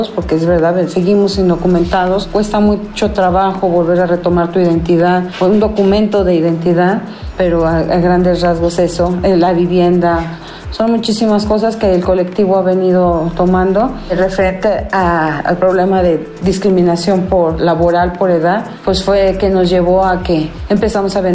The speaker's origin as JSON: {"language": "Spanish", "country": "Mexico", "said": "al no sentirte aceptado completamente dentro de la sociedad mexicana, a pesar de que somos mexicanos"}